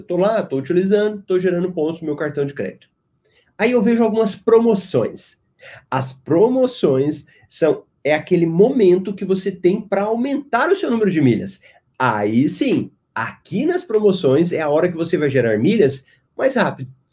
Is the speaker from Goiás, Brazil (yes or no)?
yes; Goiânia, Goiás, Brazil; now in Cuiabá, Brazil; eu também sou de Goiás, de Goiânia